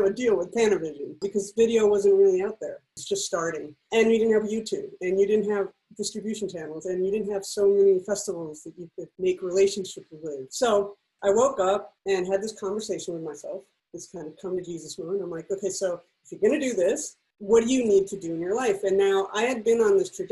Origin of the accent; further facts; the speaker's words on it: Mexico City, Mexico; moved away as an adult; I grew up in Mexico City, which is a little different. So I lived there from 1 to 19